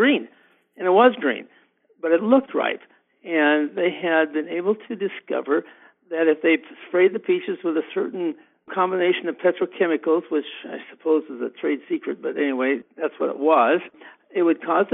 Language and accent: English; Big Sandy, Montana, United States; the small town that I grew up near Big Sandy, which is 1,000 people when I graduated from high school in 66